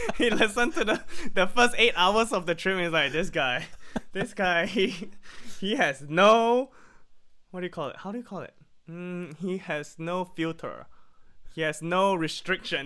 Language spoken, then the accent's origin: English; Pennsylvania, United States; now in Malaysia; it reminds me of home, it reminds me of Pennsylvania